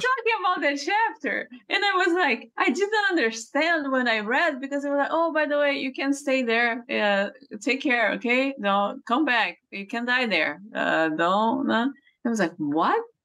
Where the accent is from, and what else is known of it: Brazil; born or raised there; English is a second language; moved away